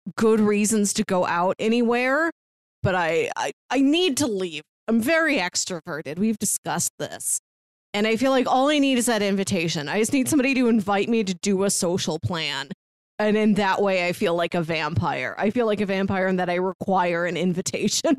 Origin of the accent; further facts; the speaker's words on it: Midwest, United States; I'm from the Midwest.